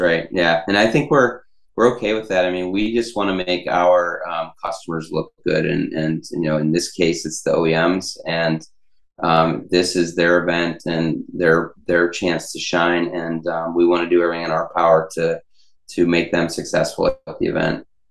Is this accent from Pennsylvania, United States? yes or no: yes; Pittsburgh, Pennsylvania, United States; I'm from Pittsburgh.